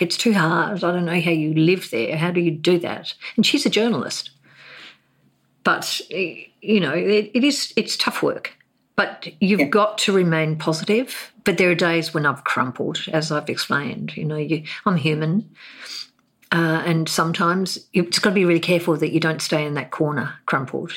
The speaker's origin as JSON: {"language": "English", "town": "Hobart", "region": "Tasmania", "country": "Australia", "tie": "born or raised there", "also_born_or_lived": "Darwin", "moved": "as an adult", "said": "I grew up in Hobart"}